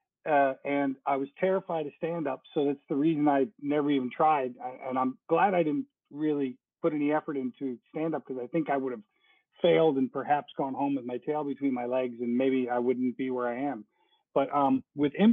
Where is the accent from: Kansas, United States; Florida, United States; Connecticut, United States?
Florida, United States; Stuart; also born or lived in Minnesota / Chicago; now in Los Angeles, United States; Stuart, Florida, which is my hometown.